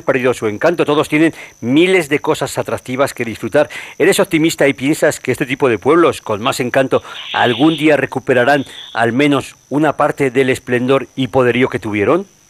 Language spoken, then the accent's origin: Spanish; Spain; Somos conscientes los españoles de esta gran riqueza que tenemos